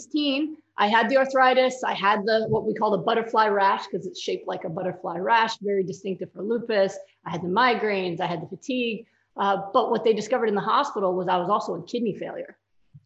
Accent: New York, United States; I'm a New Yorker

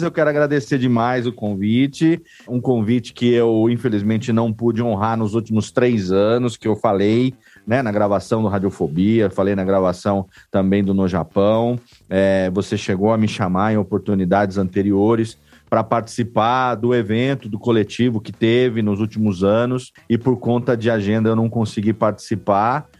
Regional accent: interior of São Paulo, Brazil; eu sou do interior aqui de São Paulo

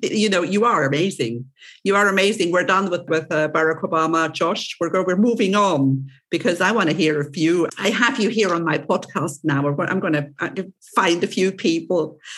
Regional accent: Switzerland; accent: Swiss; English is a second language; now in Cyprus; my um, accent is mixed because I'm originally from Switzerland, but I do not have a very I, I, do have a Swiss accent, obviously, obviously, but not as typical as a typical Swiss would have because I'm I live in Cyprus

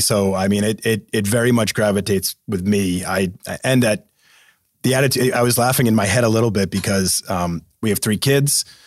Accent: East Coast, United States; moved away as an adult; also born or lived in Seattle; I grew up on the East Coast

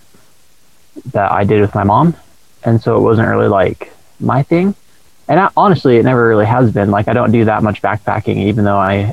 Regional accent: Burley, Idaho, United States; I was born and raised in Burley, Idaho

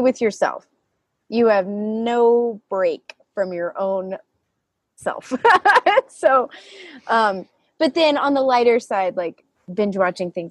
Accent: the South, United States; I grew up in the South

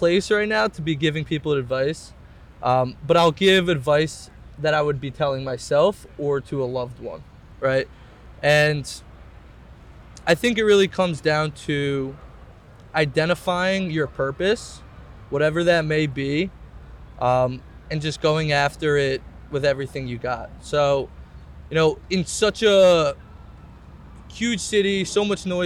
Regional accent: Scarsdale, New York, United States; I grew up in Westchester

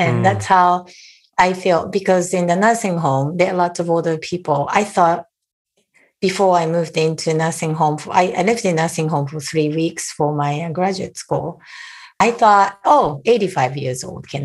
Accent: Japan; moved away as an adult; now in United States; I was born and raised in Japan and lived there for almost 30 years before I moved to the US.

